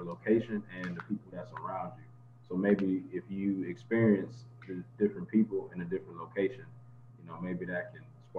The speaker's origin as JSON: {"language": "English", "region": "Virginia", "country": "United States", "tie": "born or raised there", "also_born_or_lived": "Germany / Greece", "lives_now": "Texas, United States", "said": "I was born in Germany, got to live in Greece, and then obviously, you know, go back to Virginia where my family from, and then come to Texas."}